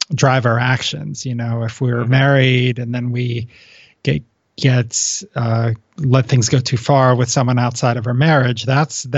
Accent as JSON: {"language": "English", "region": "East Coast", "country": "United States", "tie": "born or raised there", "moved": "yes", "lives_now": "West Coast, United States", "said": "I grew up on the East Coast"}